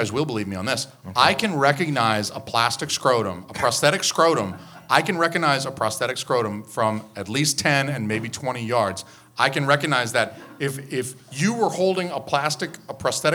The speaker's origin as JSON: {"language": "English", "town": "Atlanta", "region": "Georgia", "country": "United States", "moved": "yes", "lives_now": "New Hampshire, United States", "said": "I'm from Georgia. I'm from Atlanta"}